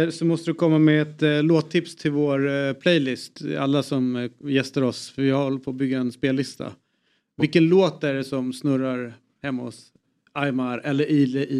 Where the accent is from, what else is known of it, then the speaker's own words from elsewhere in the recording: Uppsala, Uppsala County, Sweden; Vi är från Uppsala.